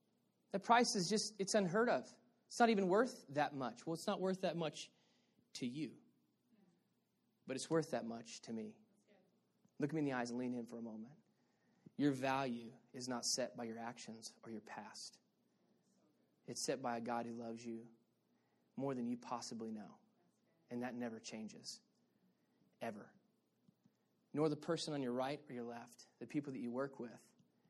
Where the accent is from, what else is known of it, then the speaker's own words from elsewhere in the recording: Texas, United States; moved away; also born or lived in Arizona; I'm from Texas